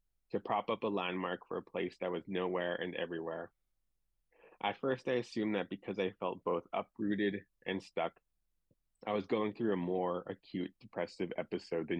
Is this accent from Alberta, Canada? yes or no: yes; Driftpile Cree Nation, Northwest Alberta, Canada; now in Vancouver, Canada; I'm from the Driftpaw Cree Nation in Northwest Alberta